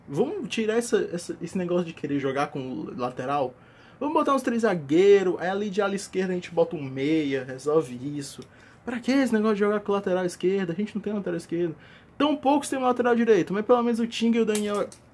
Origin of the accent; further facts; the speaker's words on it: Northeast Brazil, Brazil; Mas eu sou nordestino